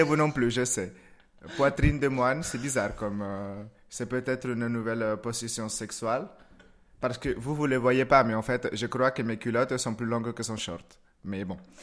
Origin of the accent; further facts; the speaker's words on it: Moca, Espaillat, Dominican Republic; also born or lived in Santiago, Dominican Republic; now in Lyon, France; je suis né à Santiago, donc en fait c'est une, c'est une petite province un petit peu en haut. j'ai grandi à Moca, c'est un tout petit village